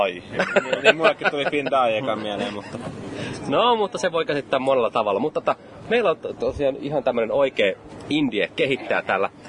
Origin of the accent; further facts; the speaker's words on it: Espoo, Uusimaa, Finland; moved away; Me ollaan täällä mun kotiseudulla vanhalla eli Otaniemessä.